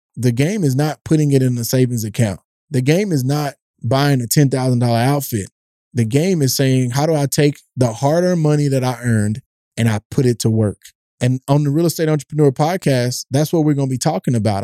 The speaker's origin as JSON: {"language": "English", "region": "East Texas", "country": "United States", "tie": "born or raised there", "said": "I grew up in a tough neighborhood in East Texas"}